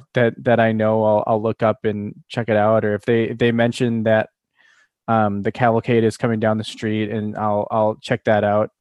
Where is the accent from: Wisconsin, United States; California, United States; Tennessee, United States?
Wisconsin, United States; we're from Wisconsin